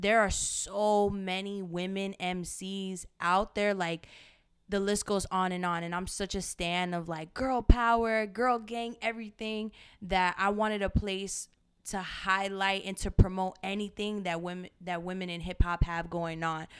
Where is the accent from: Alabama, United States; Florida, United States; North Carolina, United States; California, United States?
Florida, United States; Miami; moved away as an adult; now in New York City, United States; I'm originally from Miami, Florida. I moved to New York City this just past May